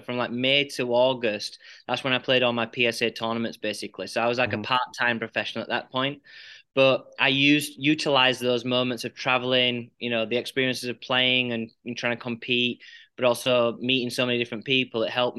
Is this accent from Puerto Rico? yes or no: no; Huddersfield, Yorkshire and the Humber, United Kingdom; moved away as an adult; also born or lived in Paraguay; now in United States; I grew up in Huddersfield, England, in West Yorkshire.